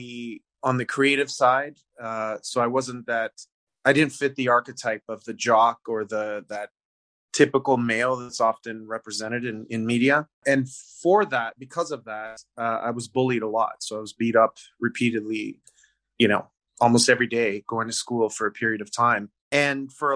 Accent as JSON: {"language": "English", "country": "Canada", "tie": "born or raised there", "said": "I was born in Canada. My heritage or my parents are Italian"}